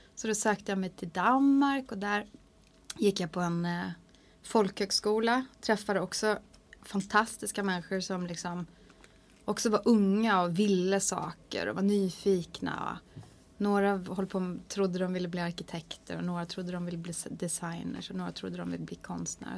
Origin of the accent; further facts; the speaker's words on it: Hardangerfjord, Vestland, Norway; first language Norwegian; Swedish is a second language; moved away as an adult; now in Sweden; det är nära där som jag växte upp. Som heter mm. Folgefonna inne i Hardangerfjorden